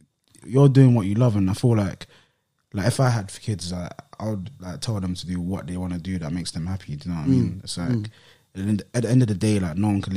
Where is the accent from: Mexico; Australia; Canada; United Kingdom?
United Kingdom; London; I grew up like any other, like, person or, like, kid that's growing up in London and, like, an estate and that.